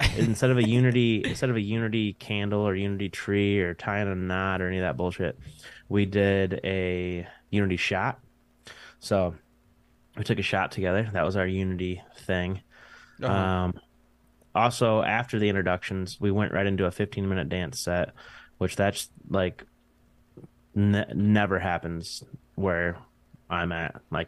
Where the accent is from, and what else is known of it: Michigan, United States